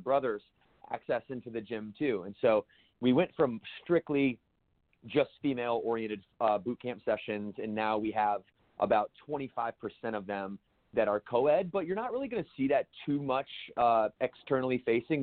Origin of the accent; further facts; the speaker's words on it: Battle Creek, Michigan, United States; growing up in Battle Creek, Michigan